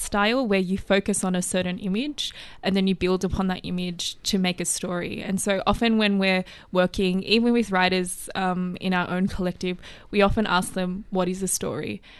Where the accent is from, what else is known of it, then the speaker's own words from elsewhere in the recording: Plumpton, New South Wales, Australia; kind of little community in kind of Plumpton didn't wanna go to Plumpton High School